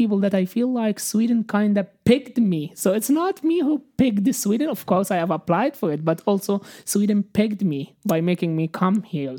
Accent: Cairo, Cairo Governorate, Egypt; moved away; And since I came from Cairo, which is quite like condensed city, I haven't seen this kind of like activities and working out in the streets.

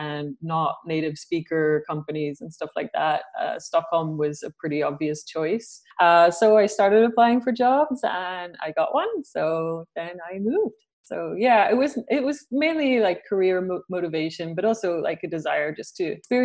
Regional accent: Isle of Man; moved away as an adult; also born or lived in Ireland / London; now in Sweden; originally I'm from Ireland, but I was brought up in the Isle of Man. I lived there for a very long time.

